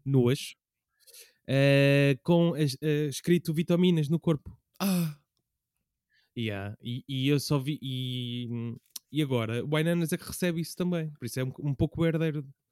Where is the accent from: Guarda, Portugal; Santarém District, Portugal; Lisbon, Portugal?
Lisbon, Portugal; eu cresci na alta de Lisboa